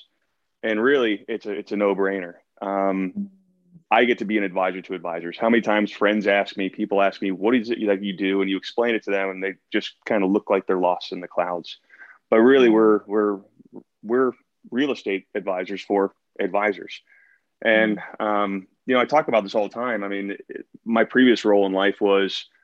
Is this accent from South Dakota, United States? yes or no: no; Columbus, Ohio, United States; moved away as an adult; also born or lived in the Northwest; now in Pacific Northwest, United States; I started off back in Columbus, my hometown, back in Ohio